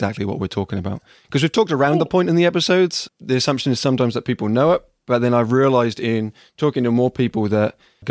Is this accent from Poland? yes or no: no; England, United Kingdom; accent: English; moved away as an adult; now in United States; we have an English accent